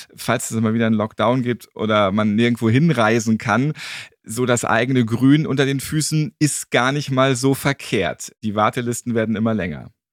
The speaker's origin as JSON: {"language": "German", "region": "Hamburg", "country": "Germany", "said": "Ich bin ja auch Hamburger"}